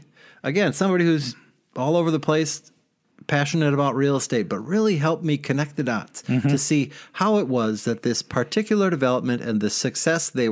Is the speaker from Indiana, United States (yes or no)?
no; Milwaukee, Wisconsin, United States; now in Madison, United States; my hometown of Milwaukee and my now town of Madison